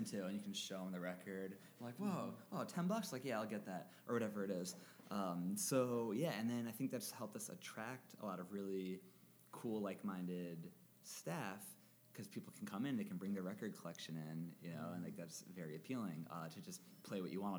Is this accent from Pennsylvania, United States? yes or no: yes; Harrisburg, Pennsylvania, United States; this is my hometown